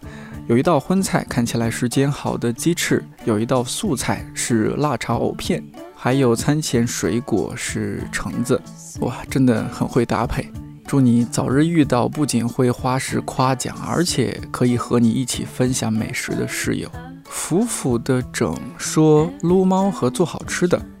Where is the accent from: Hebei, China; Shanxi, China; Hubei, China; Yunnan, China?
Shanxi, China; 身为一个山西人